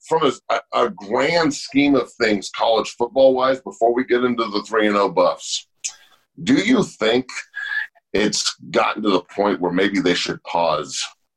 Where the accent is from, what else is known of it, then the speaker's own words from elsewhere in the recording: Boulder, Colorado, United States; the Boulder Daily Camera, my hometown paper when I was a kid.